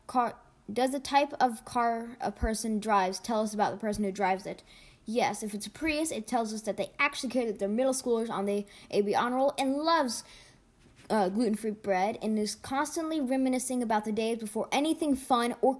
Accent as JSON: {"language": "English", "country": "United States", "said": "I'm an American."}